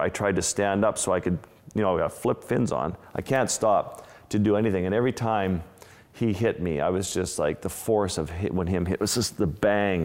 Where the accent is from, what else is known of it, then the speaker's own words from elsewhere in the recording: Kimmirut, Nunavut, Canada; moved away; my community where I grew up in Lake Harbor with the Inuit